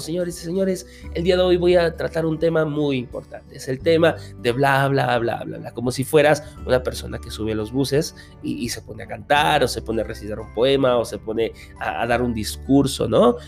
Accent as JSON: {"language": "Spanish", "country": "Peru", "said": "como decimos aquí en mi país, en Perú"}